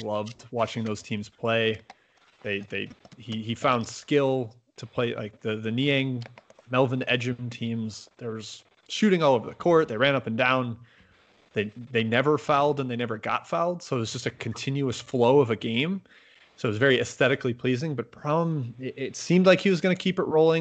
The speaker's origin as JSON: {"language": "English", "town": "Milwaukee", "region": "Wisconsin", "country": "United States", "said": "I'm from Milwaukee"}